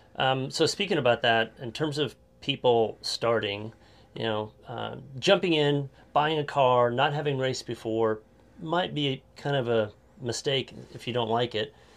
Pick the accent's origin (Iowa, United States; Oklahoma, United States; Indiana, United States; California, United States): Oklahoma, United States; Claremore; close to my hometown, Claremore, not too far from here